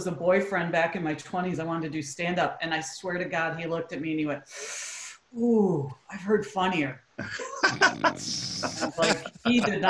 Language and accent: English; Waukegan, Illinois, United States; my hometown, which is Waukegan in Illinois, north of Chicago. We're halfway between Milwaukee and Chicago.